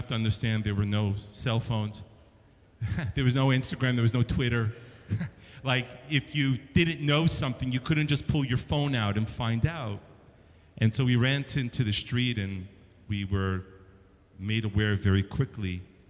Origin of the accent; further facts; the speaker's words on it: New York, United States; moved away; I was a young boy growing up in New York, if you can't tell from the accent